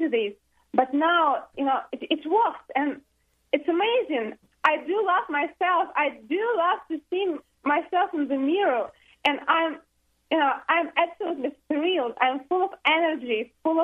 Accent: Russia; moved away as an adult; now in United States; I'm from Russia. We have been here only for 2.5 months

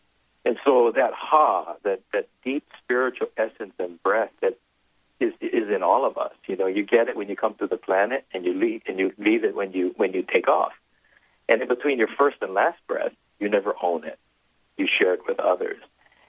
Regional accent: Hawaii, United States; those that identify ourselves as Hawaiian, Kamaka Maoli

